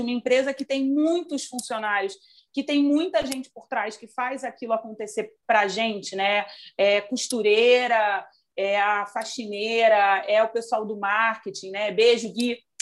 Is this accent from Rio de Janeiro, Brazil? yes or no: yes; Rio de Janeiro, Brazil; Eu sou carioca